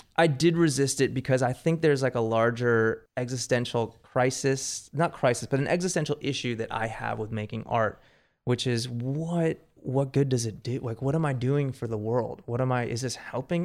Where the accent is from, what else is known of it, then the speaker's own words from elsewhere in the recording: Marina del Rey, California, United States; also born or lived in New York; I grew up in Marina del Rey